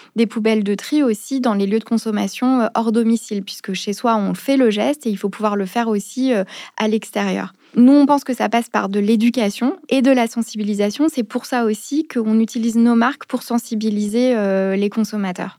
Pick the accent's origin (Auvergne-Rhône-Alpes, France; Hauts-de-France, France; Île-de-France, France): Île-de-France, France; Paris; also born or lived in Geneva; je suis parisienne